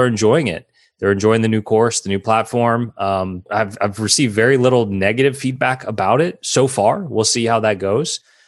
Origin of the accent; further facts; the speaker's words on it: New Orleans, Louisiana, United States; I was born and raised in New Orleans, which is the Big Easy.